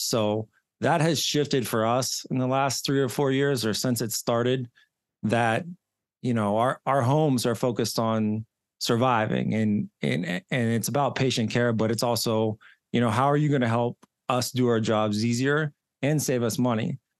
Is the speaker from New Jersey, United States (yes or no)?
no; Johnstown, Pennsylvania, United States; now in Pittsburgh, United States; I grew up in Johnstown, Pennsylvania, so probably about an hour and a half east, uh, of Pittsburgh. I live in Pittsburgh now